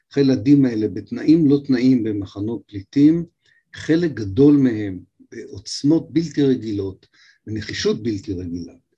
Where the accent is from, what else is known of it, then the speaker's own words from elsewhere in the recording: Haifa, Haifa District, Israel; בתור חיפאי